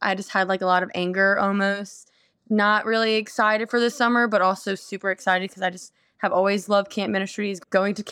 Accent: New Orleans, Louisiana, United States; I grew up in New Orleans

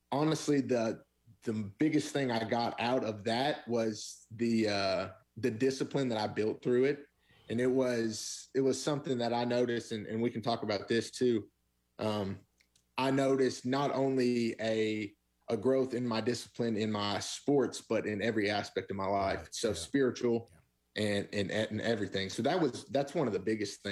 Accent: the South, United States; Christians growing up in the South

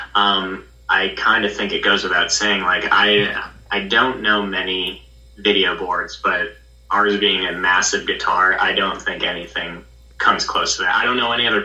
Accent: Massachusetts, United States; moved away as an adult; now in Nashville, United States; from a really small town in Massachusetts, so Nashville's the first legit city I've actually lived in.

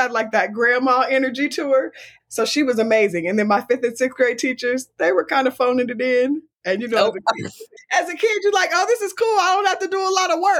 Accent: Oakland, California, United States; also born or lived in Berkeley, California; born and raised in the Bay. I was actually born at Alta Bates in Berkeley, but we lived in Oakland.

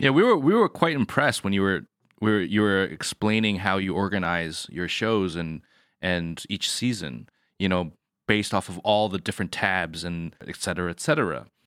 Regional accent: United States; moved away as an adult; now in China; I'm born in America

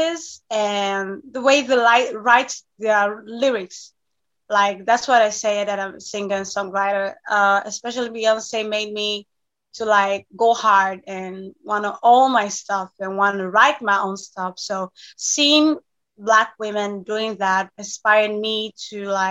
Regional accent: Thessaloniki, Central Macedonia, Greece; I was born and raised in Greece.

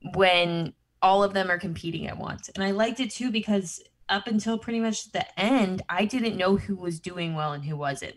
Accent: Midwest, United States; I'm a Midwest gal

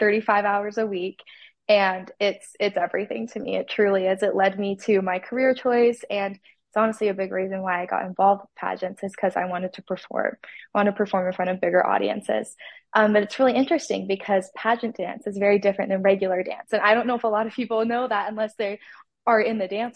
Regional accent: Salem, Utah, United States; I am from Salem, Utah.

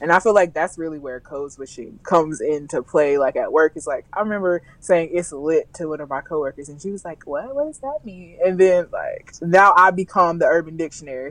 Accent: the South, United States; I'm from the South

